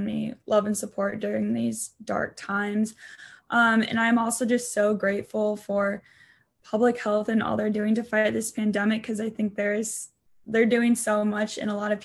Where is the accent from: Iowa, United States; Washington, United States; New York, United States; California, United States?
Iowa, United States; Independence; I am from a small town in Iowa called Independence.